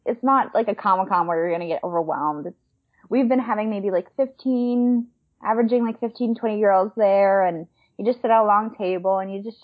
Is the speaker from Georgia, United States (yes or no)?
no; New York, United States; moved away as an adult; now in Los Angeles, United States; I'm from New York, so I was very close to Jersey